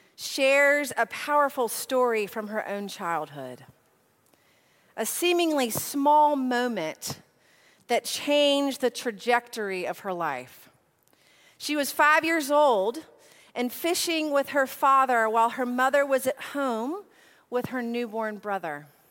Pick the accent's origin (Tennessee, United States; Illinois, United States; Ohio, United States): Tennessee, United States; Nashville; I am from Nashville.